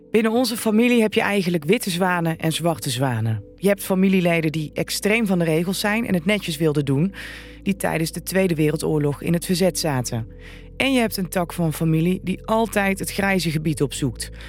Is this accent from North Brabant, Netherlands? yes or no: yes; Vught, North Brabant, Netherlands; We komen allemaal uit Vught en veel van ons zijn jurist of advocaat